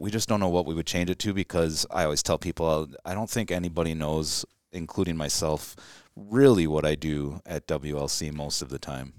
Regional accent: Chicago, Illinois, United States; I grew up around Chicago

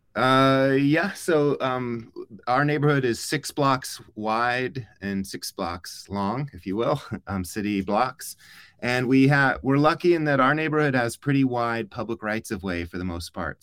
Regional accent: Tucson, Arizona, United States; I grew up in Tucson, but my family's not from here

